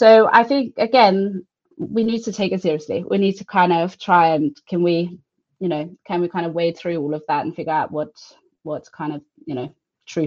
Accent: Denmark; I'm from Denmark

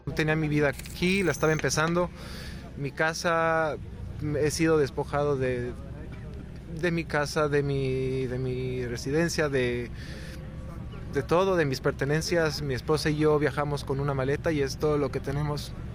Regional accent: Weston-super-Mare, South West England, United Kingdom; mi ciudad natal, Weston Supermare, en Inglaterra

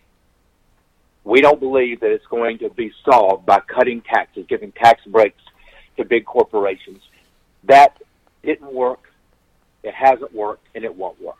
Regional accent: Texas, United States; my home state of Texas

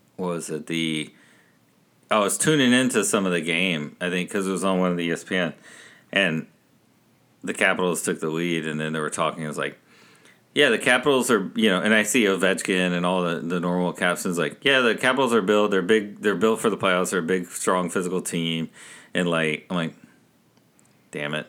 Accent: Texas, United States; growing up in Texas here, and my brother and I, growing up, neither of us were A and M or U T

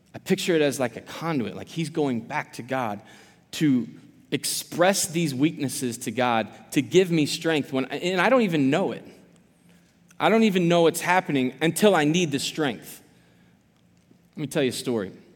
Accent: Quincy, Illinois, United States; I am from Quincy originally, born and raised

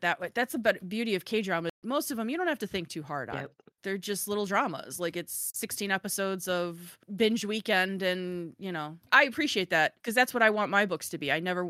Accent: Chicago, Illinois, United States; I'm Chicago blunt. Love it or not, I'm originally from Chicago and I've had so many people be like, wow, you're really blunt.

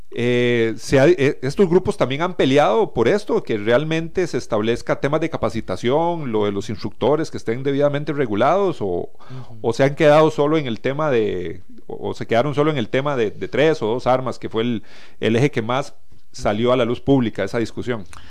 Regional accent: Costa Rica

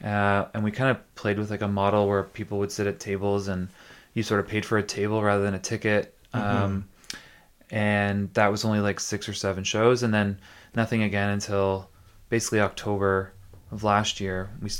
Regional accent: Tillsonburg, Ontario, Canada; now in St. Catharines, Canada; No, I grew up in Tilsonburg, which is like a little bit south of London. And came to St. Catharines to go to Brock.

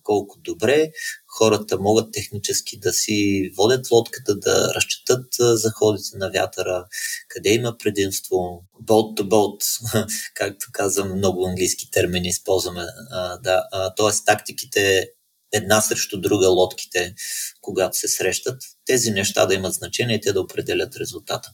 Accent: Bulgaria

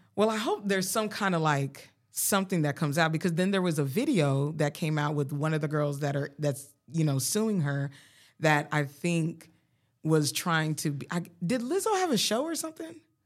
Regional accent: Colorado, United States; moved away; I was from Colorado

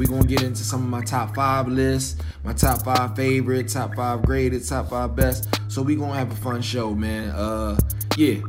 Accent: Philadelphia, Pennsylvania, United States; I'm from Philly. So my favorite NBA player growing up was Iverson.

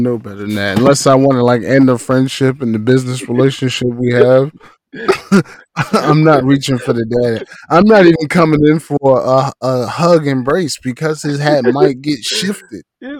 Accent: Western Canada, Canada; I'm not even Canadian bacon. I'm West Canadian bacon.

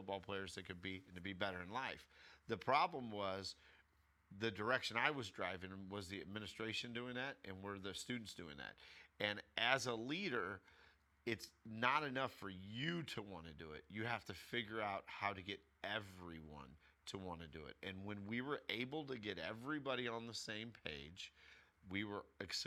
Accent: United States; first language English; we speak English because we grew up in America.

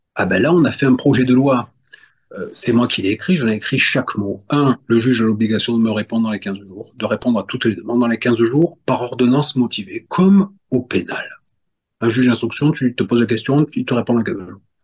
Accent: Corsica, France; je suis corse

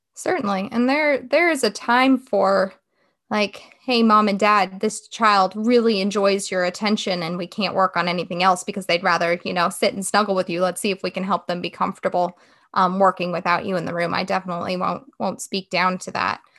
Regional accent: West Coast, United States; now in Wake Forest, United States; I'm originally from the West Coast

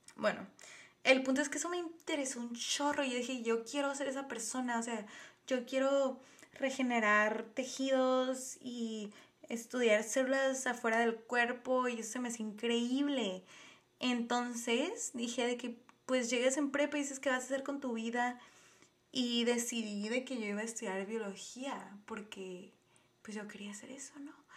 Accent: Tijuana, Baja California, Mexico; soy de Tijuana, Baja California, México

